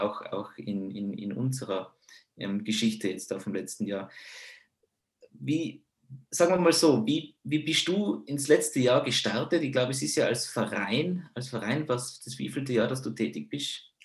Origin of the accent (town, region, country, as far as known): Tyrol, Austria